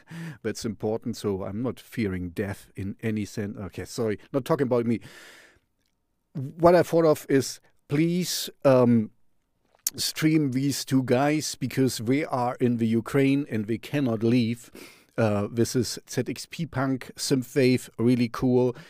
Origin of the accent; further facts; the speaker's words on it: Jena, Thuringia, Germany; Jena, um, you know, my hometown.